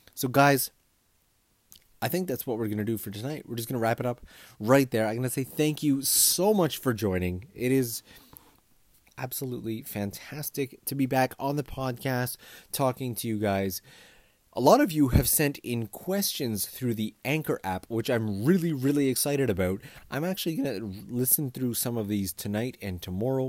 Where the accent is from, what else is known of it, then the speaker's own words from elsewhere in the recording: Kitchener-Waterloo, Ontario, Canada; moved away as an adult; also born or lived in Toronto; now in Japan; I come from Canada, and I come from a mid-sized town called K W. It's, it's not the biggest town in the world